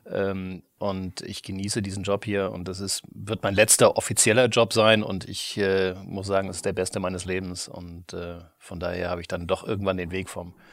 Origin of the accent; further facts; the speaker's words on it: Kiel, Schleswig-Holstein, Germany; also born or lived in Tübingen; Ich bin in Kiel groß geworden, ja.